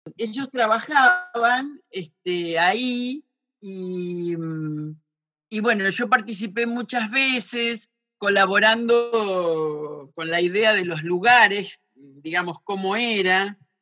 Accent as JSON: {"language": "Spanish", "region": "Santa Fe", "country": "Argentina", "also_born_or_lived": "Chaco / Misiones / Buenos Aires", "moved": "as an adult", "said": "yo soy santafesina"}